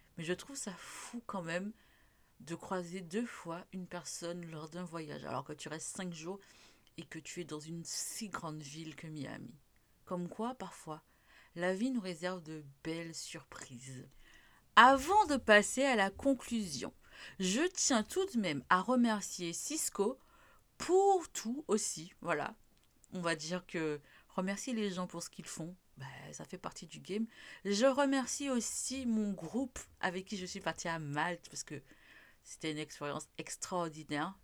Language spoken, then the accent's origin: French; Martinique; chez nous en Martinique